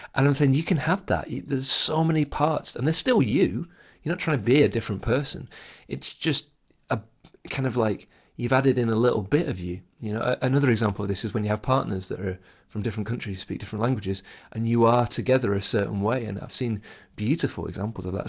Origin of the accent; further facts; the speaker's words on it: England, United Kingdom; first language English; I'm English. I'm a native English speaker.